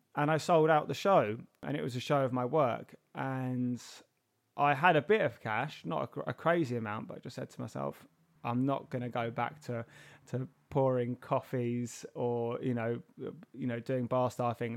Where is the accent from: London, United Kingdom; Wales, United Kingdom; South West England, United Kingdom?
London, United Kingdom; I was born and raised in Herne Hill